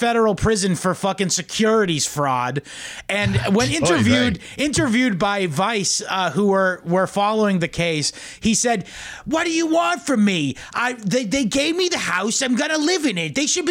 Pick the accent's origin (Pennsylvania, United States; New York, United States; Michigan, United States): New York, United States; And I'm from Long Island.